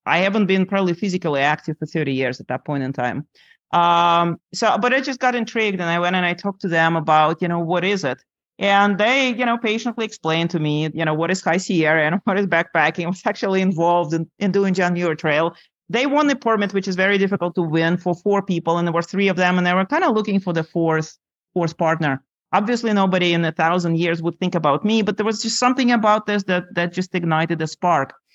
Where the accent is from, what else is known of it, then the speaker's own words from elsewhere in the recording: Lithuania; moved away; I grew up in Lithuania on the shores of uh, Baltic Sea, very pretty country